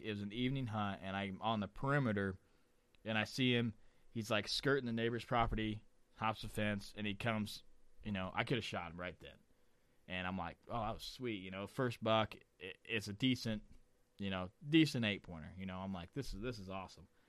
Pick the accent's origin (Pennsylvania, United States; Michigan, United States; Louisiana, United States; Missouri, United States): Missouri, United States; I'm from Missouri